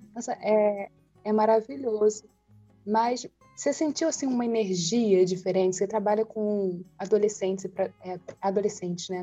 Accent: Rio de Janeiro, Brazil; nós três somos aqui do Rio

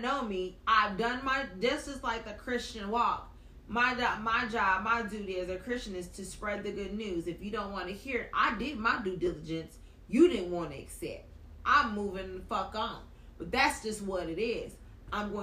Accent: the South, United States; I'm from the South

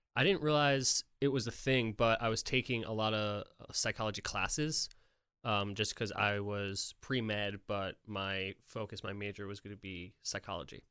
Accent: Poughkeepsie, New York, United States; moved away as an adult; now in Nashville, United States; I'm from New York

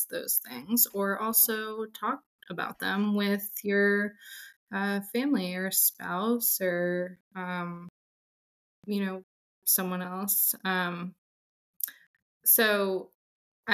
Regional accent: Atlanta, Georgia, United States; I am from Atlanta

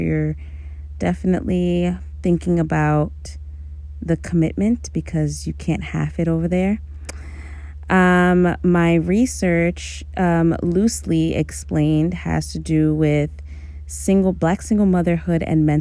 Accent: New York City, New York, United States; also born or lived in Amherst, Massachusetts / Stony Brook, Long Island; I was born and raised in Brooklyn, New York City native.

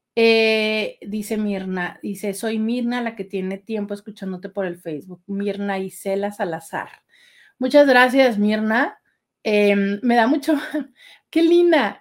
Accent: Mexico; así somos los, los mexicanos

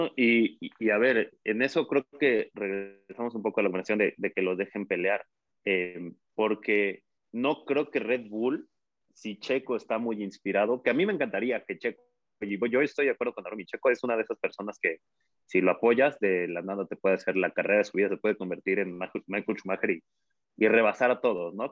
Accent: Mexico; nos emociona a nosotros como aficionados mexicanos

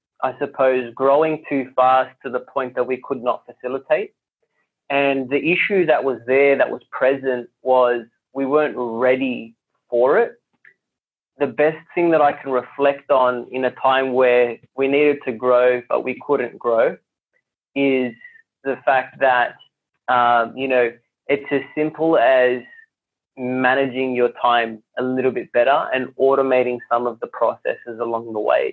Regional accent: Sydney, New South Wales, Australia; I grew up in Western Sydney, and Western Sydney is very multicultural.

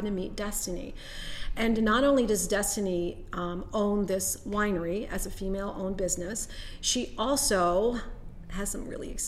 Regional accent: Germany; I was born in Germany.

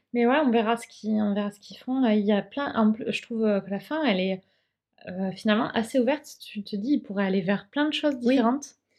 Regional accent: France; on est français

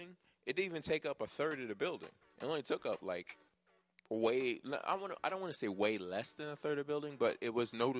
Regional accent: New Jersey, United States; I'm really from Jersey

